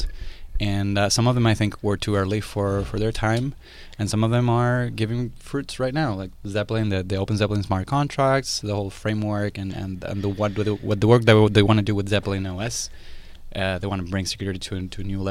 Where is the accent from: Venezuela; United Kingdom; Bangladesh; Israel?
Venezuela; moved away as an adult; also born or lived in Pittsburgh / Portugal; I went back to Venezuela